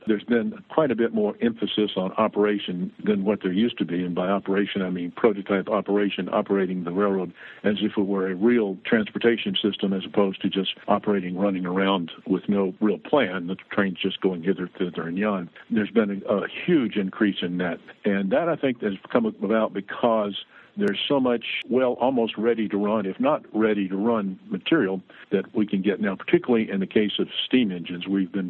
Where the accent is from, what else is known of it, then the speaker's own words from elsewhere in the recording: Tennessee, United States; moved away; and moved to Milwaukee. And not only was it a cultural shock, but it was a climatic shock because I came from Tennessee.